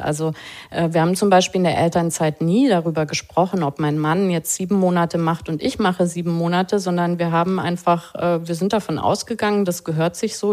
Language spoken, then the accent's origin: German; West Germany, Germany; wir sind beide in Westdeutschland groß geworden